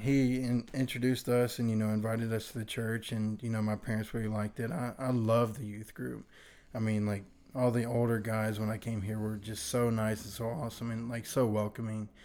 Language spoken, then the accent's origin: English; Virginia, United States; now in Mississippi, United States; I was originally from Virginia.